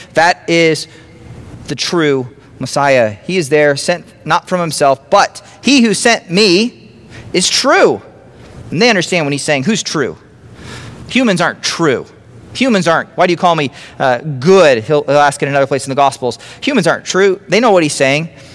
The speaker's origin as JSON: {"language": "English", "town": "Grand Island", "region": "Nebraska", "country": "United States", "tie": "born or raised there", "also_born_or_lived": "Los Angeles", "moved": "as an adult", "said": "i grew up around grand island"}